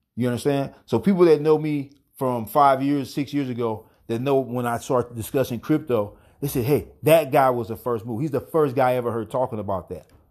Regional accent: Gouldtown, New Jersey, United States; I'm indigenous, Lin A. Lenape, straight from Ghoul Town.

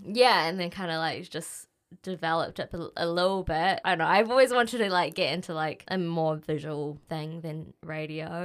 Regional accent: Auckland, New Zealand; I grew up in Auckland, born here, born and raised.

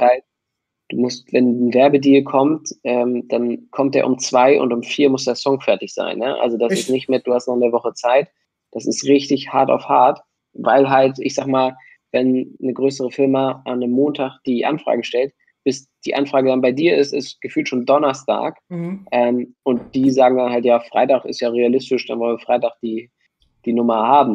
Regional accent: Hamburg, Germany; ich komme aus Hamburg

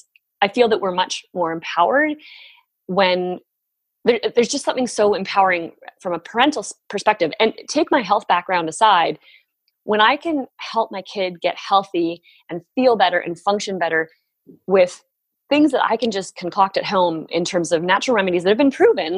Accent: Barrie, Ontario, Canada; moved away as an adult; also born or lived in New York; we moved back up here and have been living in my hometown for the last. Tw- oh gosh, it's 12 years now

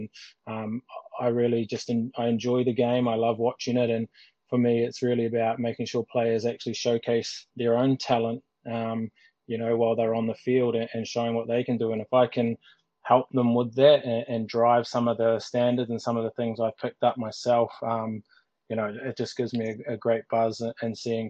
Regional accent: New Zealand; moved away as an adult; now in Ireland; certainly when I came from New Zealand into Ireland, and I was still playing and only finished a couple of years ago.

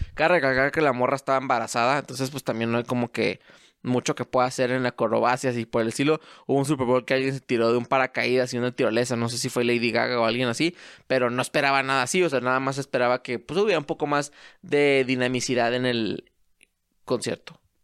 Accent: Mexico; soy mexicano

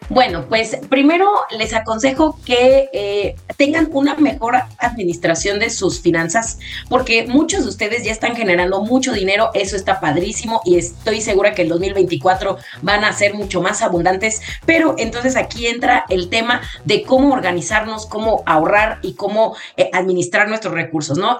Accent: Mexico; nosotros utilizamos herramientas que como mexicanos tenemos

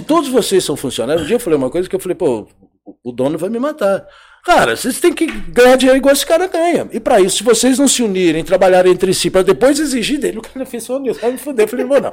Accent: Goiás, Brazil; moved away; also born or lived in São Paulo / Rio de Janeiro; eu sou do Goiás

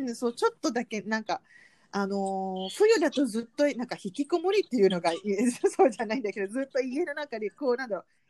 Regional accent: Malaysia; Japanese is a second language; moved away as an adult; now in Japan; 来日して二十年の マレーシア人

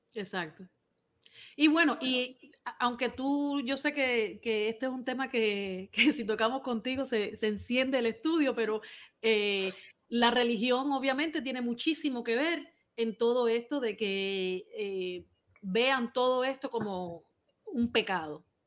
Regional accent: Cuba; Aquí todos somos cubanos

